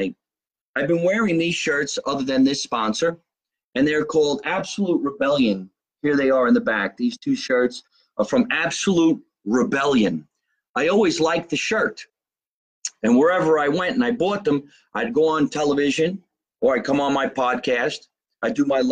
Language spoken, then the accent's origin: English; Jersey City, New Jersey, United States; I was born in Jersey City, New Jersey.